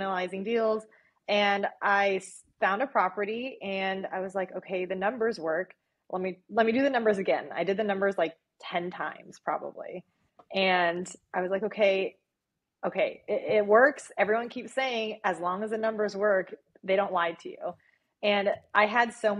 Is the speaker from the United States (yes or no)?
yes; Phoenix, Arizona, United States; moved away; also born or lived in Chicago; I'm from Phoenix